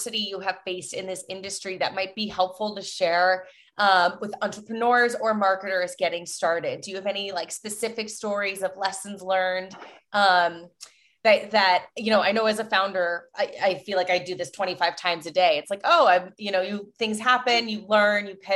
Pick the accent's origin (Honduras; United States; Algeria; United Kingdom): United States; Cleveland, Ohio; I'm from Cleveland.